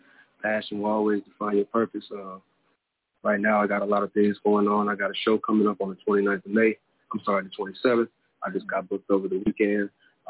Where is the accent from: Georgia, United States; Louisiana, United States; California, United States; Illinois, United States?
Illinois, United States; No, I'm not from Chicago. I'm from the Burbs right there.